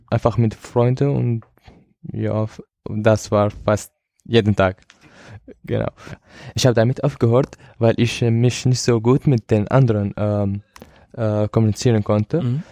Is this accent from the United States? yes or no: no; Syria; German is a second language; now in Germany; ich komme aus Syrien